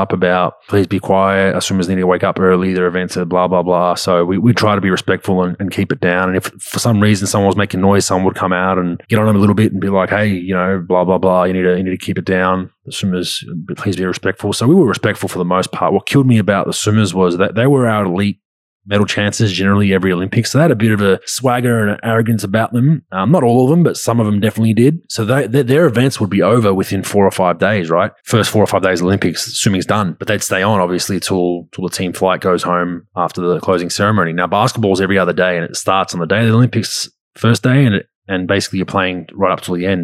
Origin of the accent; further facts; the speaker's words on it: Australia; also born or lived in Utah; we're all Australian on that national team